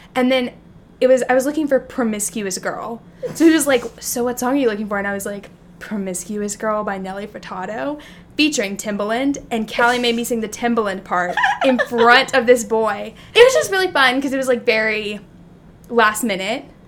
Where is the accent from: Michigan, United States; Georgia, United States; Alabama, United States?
Alabama, United States; also born or lived in Texas; now in New York, United States; I grew up in Alabama